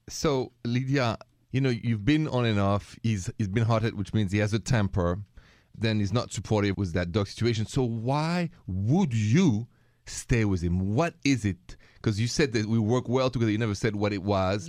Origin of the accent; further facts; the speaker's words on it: France; accent: French; English is a second language; moved away; bear with my French accent